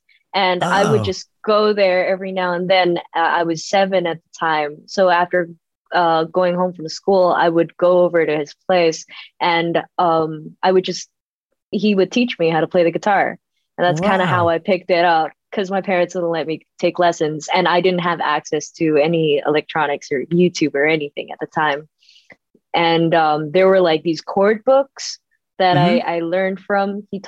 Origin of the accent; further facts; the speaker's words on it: Indonesia; But a lot of the people here in Indonesia, I guess we just h